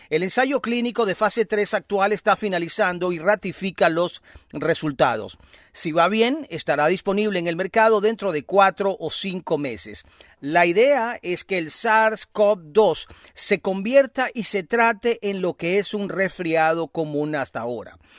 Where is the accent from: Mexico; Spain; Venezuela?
Venezuela; sentirnos orgullosos también con, ese, con eso que has dicho al final, somos eh, venezolanos.